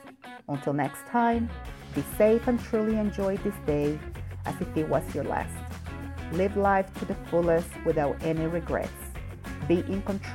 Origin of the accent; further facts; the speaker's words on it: Puerto Rico; now in El Paso, United States; I did not born in El Paso. I am originally from Puerto Rico